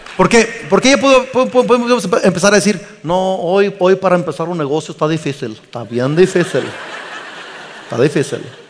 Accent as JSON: {"language": "Spanish", "country": "Mexico"}